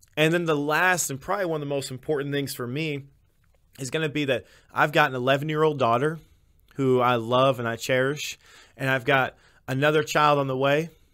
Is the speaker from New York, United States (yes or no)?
no; Illinois, United States; I was raised throughout Illinois.